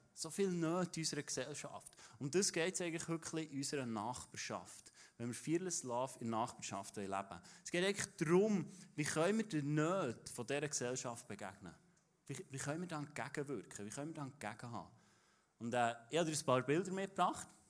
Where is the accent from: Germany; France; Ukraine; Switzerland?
Switzerland; Interlaken, Bern; das ist von dort, wo ich herkomme